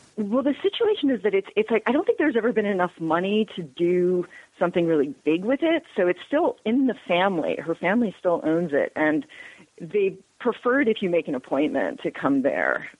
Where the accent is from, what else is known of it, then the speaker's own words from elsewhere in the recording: Northeast, United States; moved away as an adult; also born or lived in Texas; now in Georgia, United States; I grew up in the Northeast